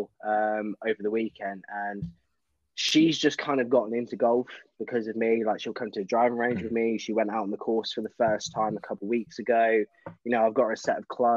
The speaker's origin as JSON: {"language": "English", "town": "Peterborough", "region": "East of England", "country": "United Kingdom", "tie": "born or raised there", "said": "my hometown in Peterborough"}